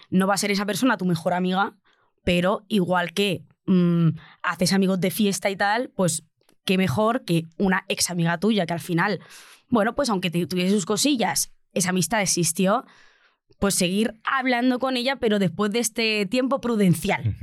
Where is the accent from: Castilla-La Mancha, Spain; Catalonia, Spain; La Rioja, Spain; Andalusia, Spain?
Castilla-La Mancha, Spain; Albacete; now in Madrid, Spain; yo soy una provinciana de Albacete